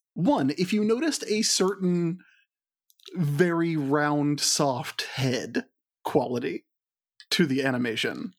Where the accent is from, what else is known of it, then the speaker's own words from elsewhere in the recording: American South, United States; accent: Southern; as I age, my accent is getting thicker